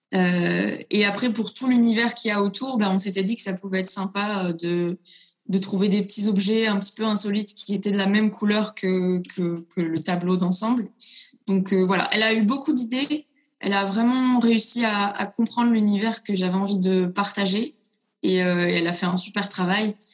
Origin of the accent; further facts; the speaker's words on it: Lyon, Auvergne-Rhône-Alpes, France; je viens de Lyon